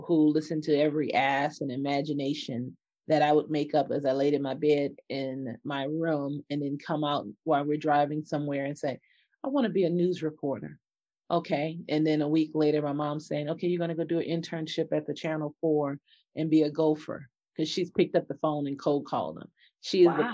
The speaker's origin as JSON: {"language": "English", "town": "New Orleans", "region": "Louisiana", "country": "United States", "tie": "born or raised there", "also_born_or_lived": "Detroit, Michigan", "moved": "as an adult", "said": "I grew up in Bayou country of New Orleans, Louisiana"}